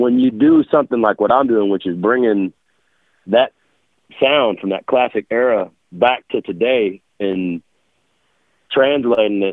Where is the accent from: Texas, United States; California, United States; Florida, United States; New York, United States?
Texas, United States; South; also born or lived in Dallas, Texas / New Orleans, Louisiana / Louisiana; coming from deep South Texas, being raised in South Texas and Dallas area and New Orleans, growing up in Louisiana